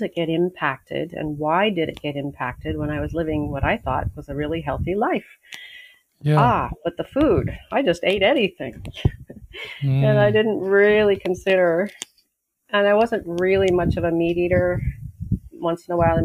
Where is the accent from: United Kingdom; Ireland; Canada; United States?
United States; Los Angeles, California; moved away as an adult; also born or lived in Australia / Mexico; now in Maui, United States; where I was growing up in Pacific Palisades